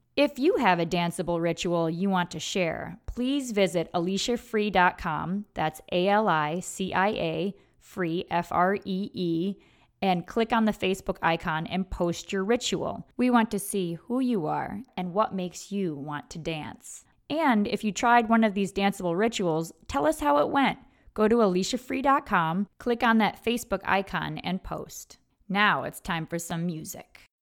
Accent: United States; I was born in America, I live in America, I have a very American perspective

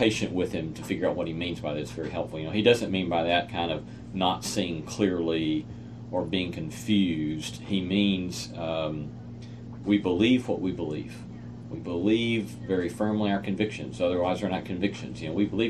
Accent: United States; as American Christians

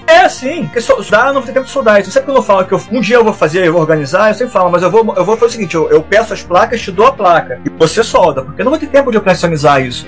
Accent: Brazil; eu sou brasileiro

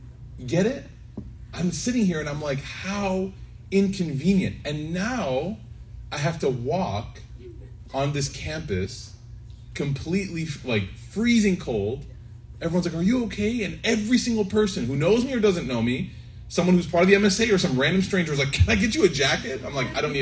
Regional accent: Chicago, Illinois, United States; I grew up in Chicago

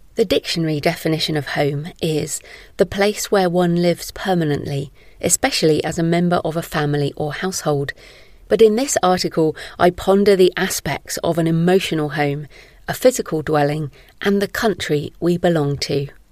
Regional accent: Bristol, South West England, United Kingdom; moved away as an adult; also born or lived in Somerset / Malawi / Israel / Oxford; now in Bath, United Kingdom; I was born in Somerset, where I now live, and spent most of my school life in Bristol, the city closest to where I live now

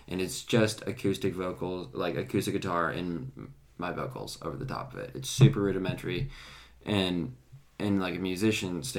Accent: Wenatchee, Washington, United States; moved away as an adult; now in Lynchburg, United States; I grew up in Wenatchee, which is the apple capital of the world

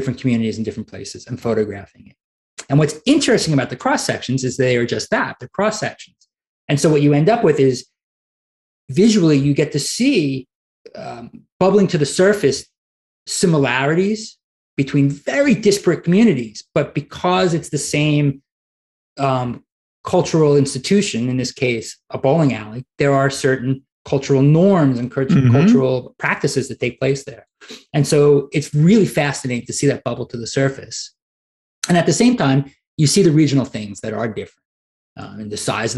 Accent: New York City, New York, United States; now in Arkansas, United States; I'm from Brooklyn

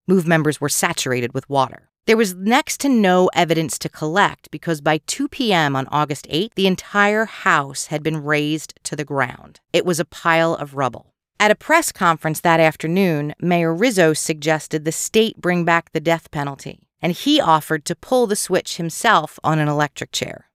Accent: outside Philadelphia, Pennsylvania, United States; growing up outside Philadelphia

